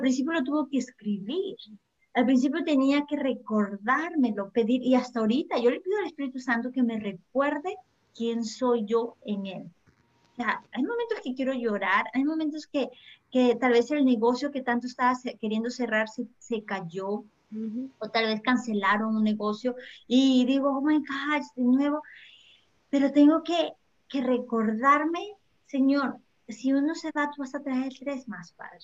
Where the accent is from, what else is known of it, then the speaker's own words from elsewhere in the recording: Peru; now in United States; dejé mi país en Perú porque yo soy peruana, no vine a Estados Unidos